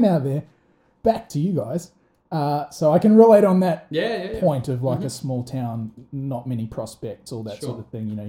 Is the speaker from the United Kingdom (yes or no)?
no; Rotorua, Bay of Plenty, New Zealand; moved away; I'm from Rotorua.